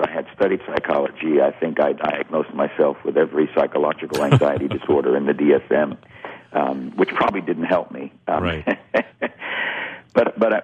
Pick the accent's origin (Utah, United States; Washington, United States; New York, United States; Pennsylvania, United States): New York, United States; growing up in New York